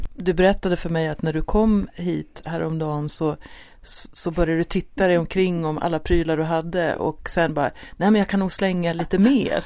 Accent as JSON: {"language": "Swedish", "country": "Sweden", "said": "Vi är ju svenskar"}